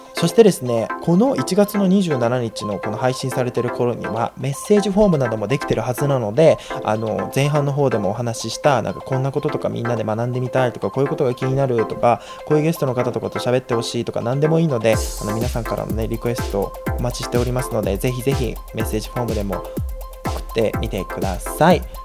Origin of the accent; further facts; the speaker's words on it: Japan; moved away as an adult; now in United States; 日本で生まれ育った